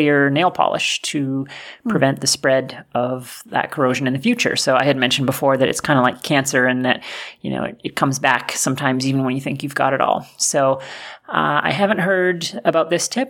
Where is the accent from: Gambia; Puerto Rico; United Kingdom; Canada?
Canada; we're both Canadian